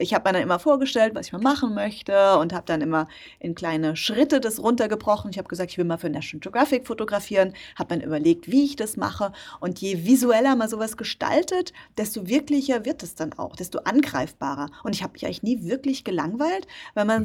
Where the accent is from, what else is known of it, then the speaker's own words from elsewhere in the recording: Rhineland-Palatinate, Germany; in der Nähe von meinem Heimatort stattfand, in der Pfalz bin ich geboren